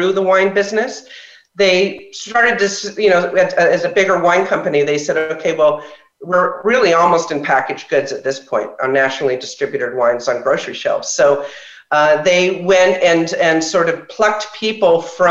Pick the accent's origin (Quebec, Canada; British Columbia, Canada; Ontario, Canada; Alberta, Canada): Ontario, Canada; Toronto; moved away as an adult; now in California, United States; I grew up in Toronto, Canada